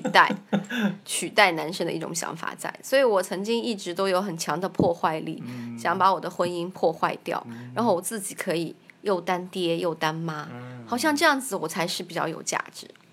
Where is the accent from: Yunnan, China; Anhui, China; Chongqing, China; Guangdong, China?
Yunnan, China; Kunming; 我是来自中国大陆，云南昆明。我有一个七岁的女儿